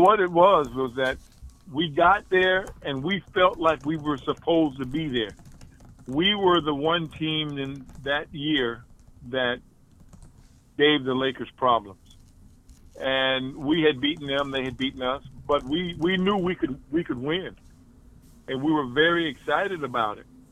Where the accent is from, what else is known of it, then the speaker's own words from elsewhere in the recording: Columbia, South Carolina, United States; moved away; Columbia was my hometown